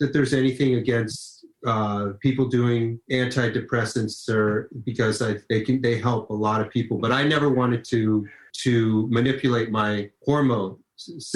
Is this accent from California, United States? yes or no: yes; Los Angeles, California, United States; I grew up in Los Angeles